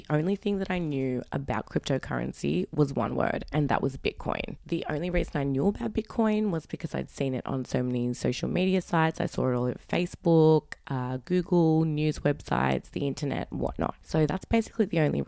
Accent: Sydney, New South Wales, Australia; I am from Sydney, Australia.

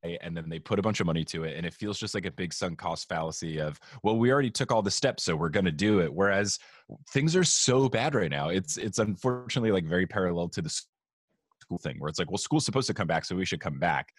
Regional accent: New Jersey, United States; I grew up in a, in a very Italian part of New Jersey

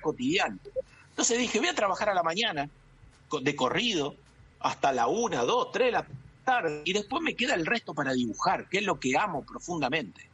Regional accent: Santa Fe, Argentina; en mi, en mi ciudad, mi pueblo, yo digo mi pueblo, pero una ciudad de 15.000 habitantes, estaba cosechadoras Don Roque Basali, fueron las primeras cosechadoras del país.

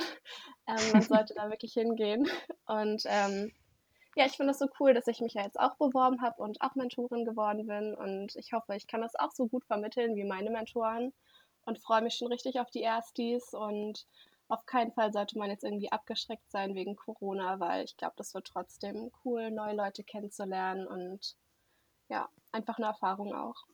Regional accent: Germany; ich komme auch hier aus der Nähe und wollte in Berlin bleiben

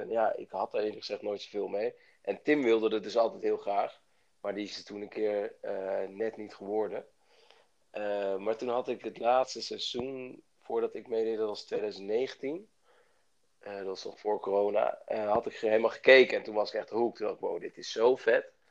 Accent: Bilthoven, Utrecht, Netherlands; moved away as an adult; now in Amsterdam, Netherlands; ik kom uit Beeldhoven

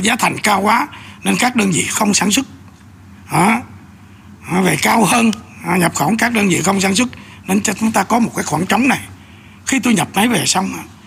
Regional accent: Bình Định, Vietnam; moved away; ở quê bình định ở quê tôi

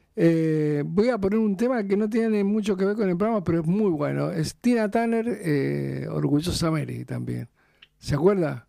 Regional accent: Mendoza, Argentina; moved away; son de Mendoza, allá de mi tierra

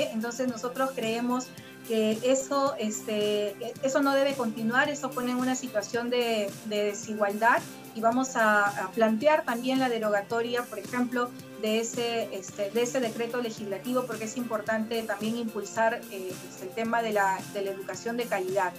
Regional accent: Jequetepeque Valley, La Libertad, Peru; yo también soy hija de pequeños agricultores, vengo de una zona, de una zona rural, yo vengo del Valle Jequetepeque, donde se siembra arroz

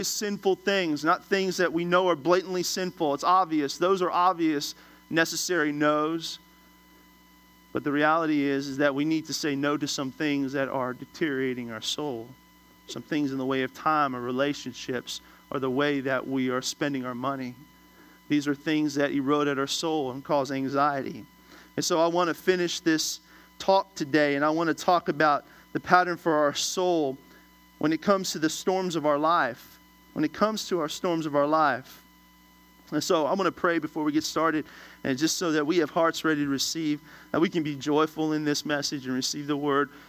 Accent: Washington, District of Columbia, United States; I'm originally from Washington, D.C.

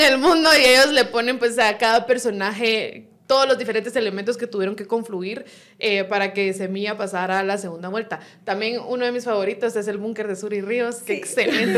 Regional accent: Guatemala; como buenos chapines

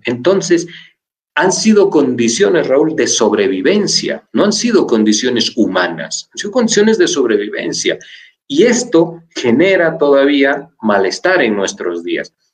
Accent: Bolivia; somos bolivianos nacidos acá

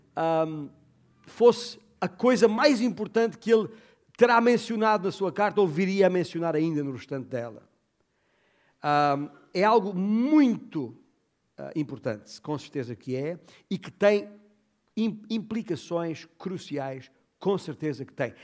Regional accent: Portugal

